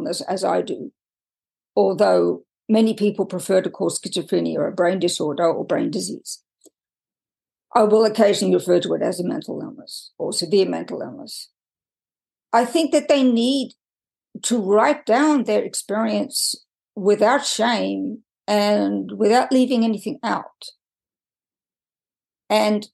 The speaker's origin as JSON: {"language": "English", "country": "Australia", "tie": "born or raised there", "also_born_or_lived": "United Kingdom / France", "moved": "as an adult", "lives_now": "United States", "said": "I was born and raised in Australia, and I've done nothing to get rid of my accent"}